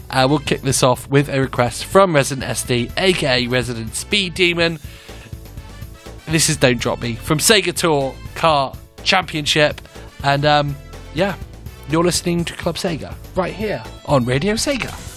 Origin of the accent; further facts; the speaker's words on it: England, United Kingdom; Or as I'm English, I can also pronounce it Le Mans 24.